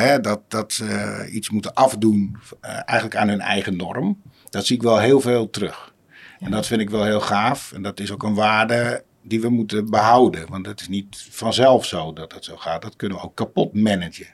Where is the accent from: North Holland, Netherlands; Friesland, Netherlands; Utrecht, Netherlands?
North Holland, Netherlands; Uitgeest; moved away as an adult; also born or lived in Wormerveer; now in Zaanstad, Netherlands; eigenlijk in een dorpje en net naast, uit Geest